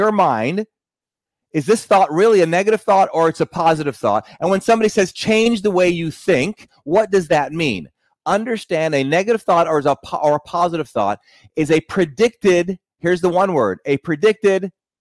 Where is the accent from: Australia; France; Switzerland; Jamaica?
Jamaica; moved away; I'm originally from Jamaica